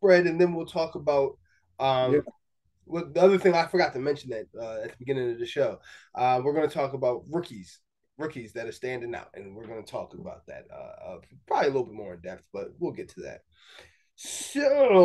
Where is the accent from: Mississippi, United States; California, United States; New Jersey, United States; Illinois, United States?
New Jersey, United States; we grew up in South Jersey